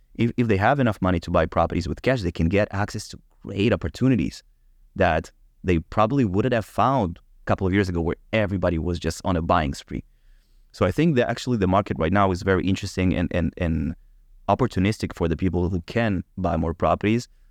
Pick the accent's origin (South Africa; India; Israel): Israel; I was born in Israel, but my family came to Israel from Ukraine